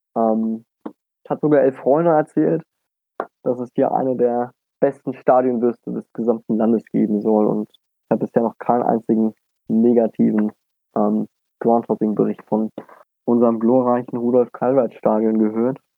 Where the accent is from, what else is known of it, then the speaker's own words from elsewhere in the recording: Dresden, Saxony, Germany; moved away; als gebürtiger Dresdner